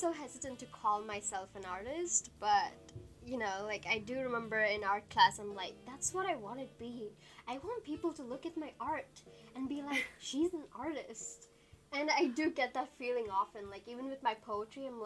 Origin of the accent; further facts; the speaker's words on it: Vancouver, British Columbia, Canada; I'm from Vancouver